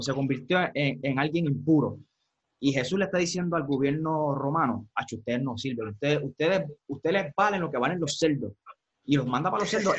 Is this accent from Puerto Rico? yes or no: yes; Puerto Rico; los que somos puertorriqueños